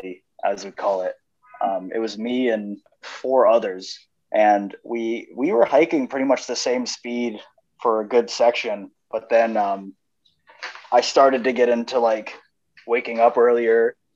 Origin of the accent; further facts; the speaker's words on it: New Hampshire, United States; I'm from New Hampshire